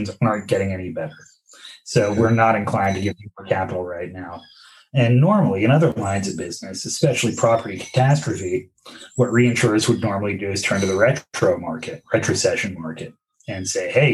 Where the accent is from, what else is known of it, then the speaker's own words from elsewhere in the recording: New York, United States; as a New Yorker